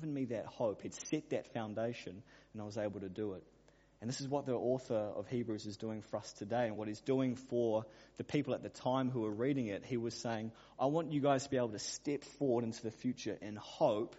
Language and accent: English; Auckland, New Zealand; I grew up in Auckland